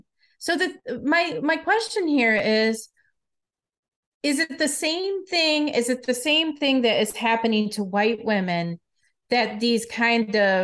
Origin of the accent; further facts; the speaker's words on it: Detroit, Michigan, United States; moved away; I'm from Detroit originally